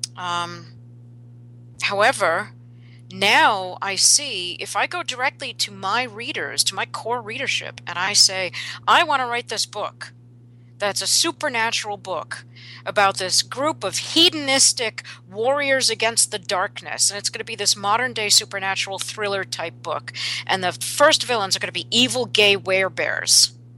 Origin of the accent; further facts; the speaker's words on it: New York, United States; I grew up in New York